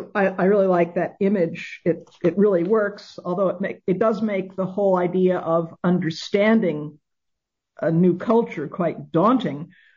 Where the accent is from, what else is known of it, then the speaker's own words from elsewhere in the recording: New York City, New York, United States; as I was growing up in New York City